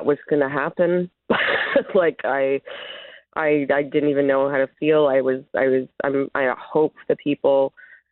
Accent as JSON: {"language": "English", "town": "Winnipeg", "region": "Manitoba", "country": "Canada", "said": "I'm from Treaty One territory in Winnipeg, Manitoba"}